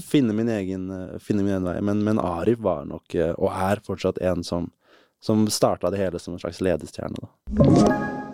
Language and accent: Norwegian; Moss, Østfold, Norway; i Moss der Jeg vokste opp veldig fint sted å vokse opp. Jeløya, masse natur